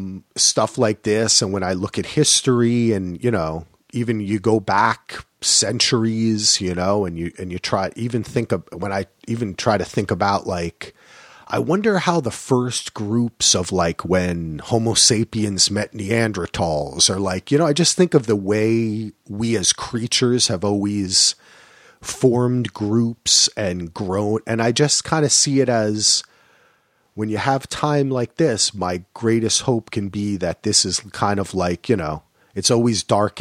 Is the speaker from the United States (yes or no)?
yes; New Jersey, United States; Hey, no surprise for me, man. I grew up in New Jersey.